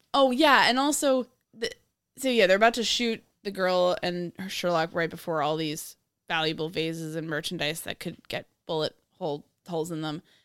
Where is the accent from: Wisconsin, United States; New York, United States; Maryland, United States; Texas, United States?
New York, United States; I'm from New York